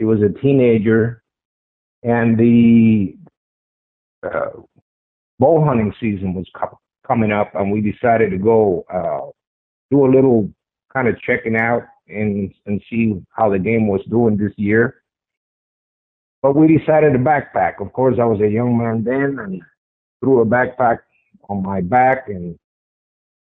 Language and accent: English; Paterson, New Jersey, United States; moved away as an adult; also born or lived in California; Born and raised in Paterson, New Jersey